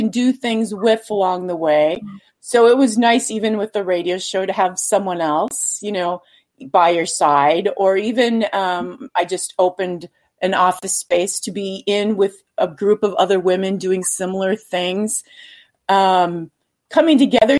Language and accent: English; Minnesota, United States; moved away as an adult; now in Idaho, United States; I left my home state, which was Minnesota, and moved to Idaho